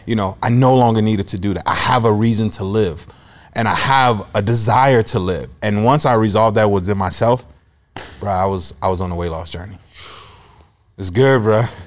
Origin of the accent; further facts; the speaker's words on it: Chicago, Illinois, United States; moved away as an adult; also born or lived in Iowa; now in Des Moines, United States; I'm originally from Chicago. I was born and raised there